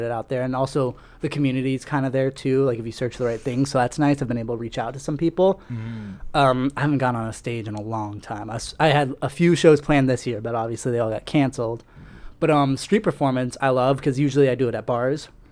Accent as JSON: {"language": "English", "town": "West Des Moines", "region": "Iowa", "country": "United States", "tie": "born or raised there", "also_born_or_lived": "Germany / Cedar Rapids, Iowa", "said": "so I was born in Germany, lived there for about 4 years just because we were military. My dad was stationed over there. My whole family was there for a couple of years. And then I moved to Cedar Rapids for a year, and then I came to West Des Moines"}